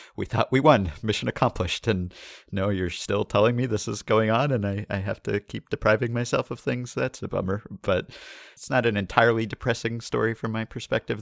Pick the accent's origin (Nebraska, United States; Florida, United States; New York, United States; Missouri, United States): New York, United States; we're from New York